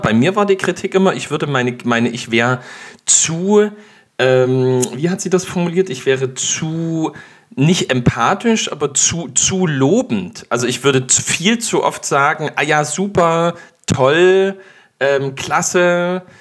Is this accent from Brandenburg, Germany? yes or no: no; Dresden, Saxony, Germany; muss ich als Dresdner